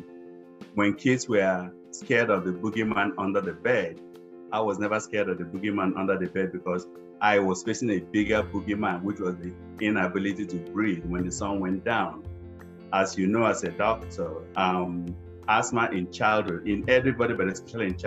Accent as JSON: {"language": "English", "region": "eastern Nigeria", "country": "Nigeria", "tie": "born or raised there", "moved": "yes", "lives_now": "Charlotte, United States", "said": "I was the little boy growing up in Eastern Nigeria, in a rural area"}